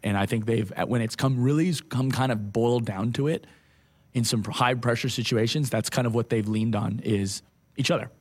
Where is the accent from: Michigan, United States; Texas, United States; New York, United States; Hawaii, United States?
Hawaii, United States; moved away; I grew up, I grew up in Hawaii